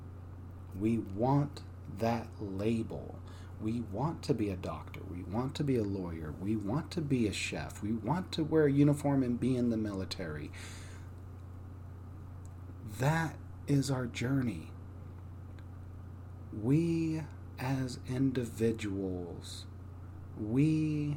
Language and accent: English; Texas, United States; my part of Texas was pretty rough